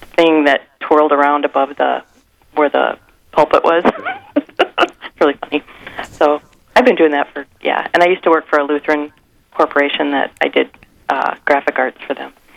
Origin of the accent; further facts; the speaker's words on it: Sioux Falls, South Dakota, United States; now in Mankato, United States; I grew up in Sioux Falls, and I grew up across the street from the cathedral